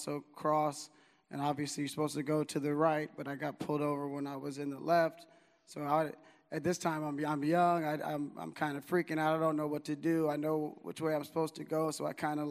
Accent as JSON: {"language": "English", "town": "Chicago", "region": "Illinois", "country": "United States", "tie": "born or raised there", "moved": "as an adult", "said": "When I was 18 years old, I came from Chicago, where I went to high school, to come to Sac State to play baseball"}